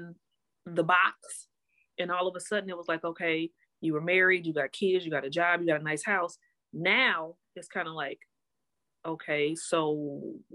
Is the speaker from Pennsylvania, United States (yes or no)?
no; Milwaukee, Wisconsin, United States; born and raised here in Milwaukee, Wisconsin